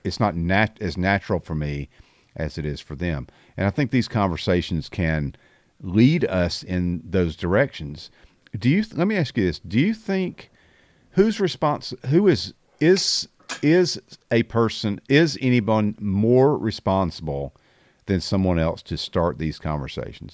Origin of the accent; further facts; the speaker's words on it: the South, United States; I, I'm only speaking from the South 'cause I have never lived anywhere else